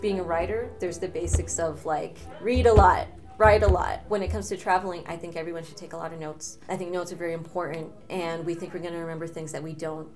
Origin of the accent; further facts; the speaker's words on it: United States; also born or lived in Ecuador (family heritage); now in New York, United States; growing up in the United States, very much aware of my socioeconomic situation and my background and the immigration